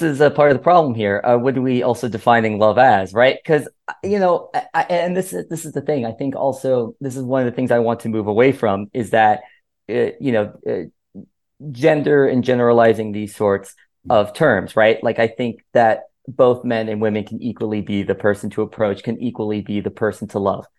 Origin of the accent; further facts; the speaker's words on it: Miami, Florida, United States; I'm from Miami